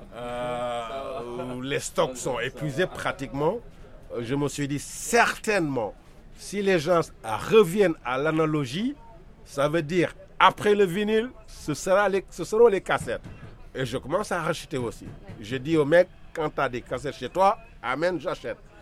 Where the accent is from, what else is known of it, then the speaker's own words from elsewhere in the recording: Senegal; je suis sénégalais